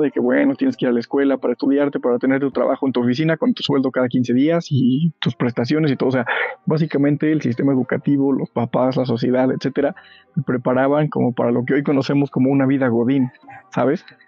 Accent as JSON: {"language": "Spanish", "country": "Mexico", "moved": "yes", "lives_now": "Pachuca, Mexico", "said": "los que somos del Estado de México o de la ciudad"}